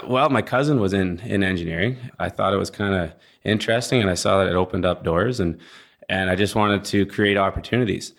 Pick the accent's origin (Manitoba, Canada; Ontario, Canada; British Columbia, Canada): British Columbia, Canada; Langley; moved away as an adult; also born or lived in Montana / Fort McMurray, Alberta; now in Houston, United States; I grew up just outside of Vancouver in a place called Langley, British Columbia